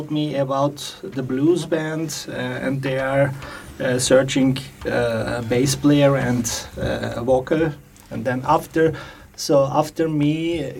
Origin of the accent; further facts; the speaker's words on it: Istanbul, Turkey; also born or lived in Linz, Austria; now in Vienna, Austria; Originally, I am from Turkey, from Istanbul